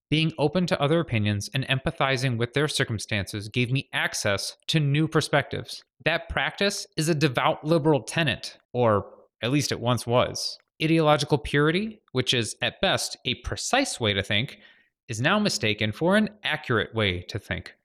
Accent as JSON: {"language": "English", "town": "Glenview", "region": "Illinois", "country": "United States", "tie": "born or raised there", "also_born_or_lived": "San Francisco / Los Angeles", "moved": "as an adult", "said": "My hometown of Glenview"}